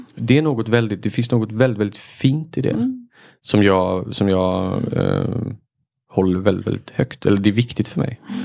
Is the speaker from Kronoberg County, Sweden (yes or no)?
no; Marbäck, Halland County, Sweden; i mina hemtrakter, liksom. Mm. Marbäck, Tofta sådär